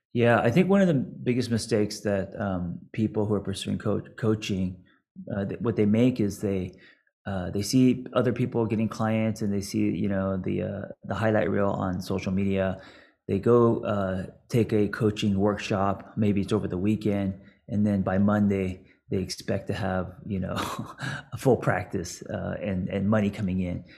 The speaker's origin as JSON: {"language": "English", "town": "Los Angeles", "region": "California", "country": "United States", "tie": "born or raised there", "said": "me growing up in Los Angeles skating"}